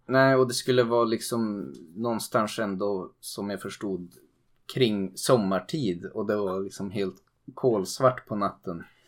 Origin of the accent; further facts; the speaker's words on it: Sweden; som svensk